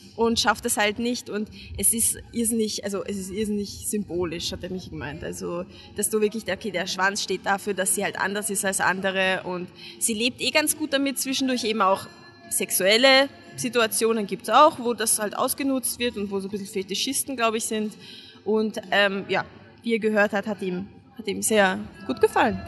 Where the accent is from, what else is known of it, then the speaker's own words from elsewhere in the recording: Hungary; now in Vienna, Austria; ich als Ungarin